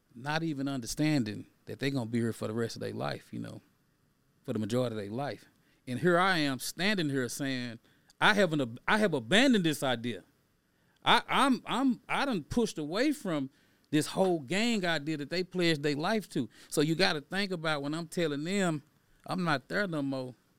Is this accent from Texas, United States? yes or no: yes; Dallas, Texas, United States; I grew up in Fraser Courthousing Project.